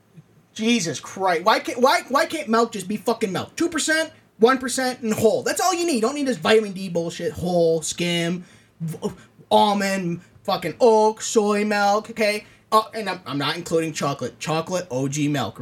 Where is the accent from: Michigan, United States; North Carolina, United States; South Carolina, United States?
Michigan, United States; We're Michigan. We're from Michigan.